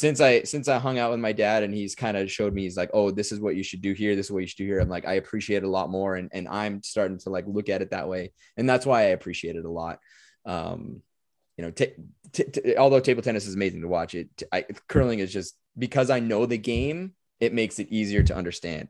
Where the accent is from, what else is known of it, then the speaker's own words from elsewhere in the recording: United States; as an, as an American and as an American hockey player